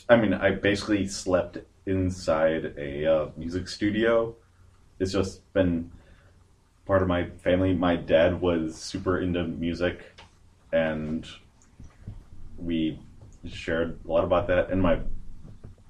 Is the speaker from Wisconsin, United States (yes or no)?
yes; Madison, Wisconsin, United States; I'm from Madison